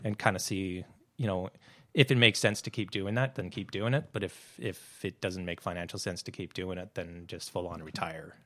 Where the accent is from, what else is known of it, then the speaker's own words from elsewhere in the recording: New Hazelton, British Columbia, Canada; moved away as an adult; I grew up in New Hazelton